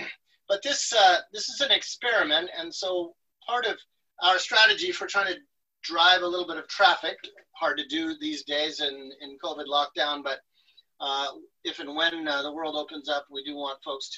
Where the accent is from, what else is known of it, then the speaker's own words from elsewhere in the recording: Florida, United States; I come from the Everglades watershed. My antepasados and a solid plate of my grandma's arepas and boñuelos. My educational background begins in the public schools and community centers of South Florida among migrant farm workers.